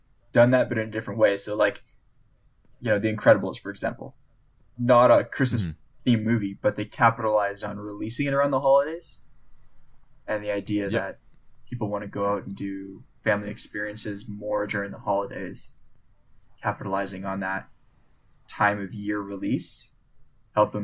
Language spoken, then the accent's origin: English; Richmond, British Columbia, Canada; growing up in Richmond, Vancouver.